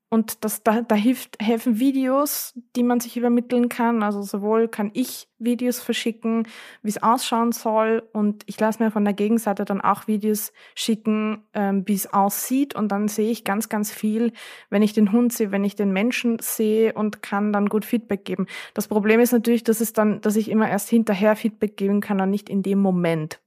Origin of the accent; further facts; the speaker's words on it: Vienna, Austria; bei uns in Wien